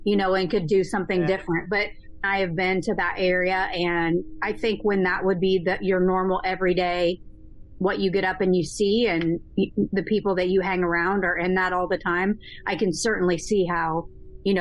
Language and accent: English; Iowa, United States; also born or lived in Virginia; now in Richmond, United States; I grew up in Iowa, so we don't see that in my town